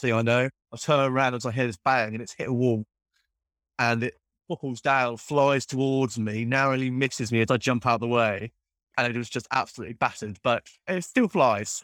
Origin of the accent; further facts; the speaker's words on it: Cornwall, South West England, United Kingdom; I'm from Cornwall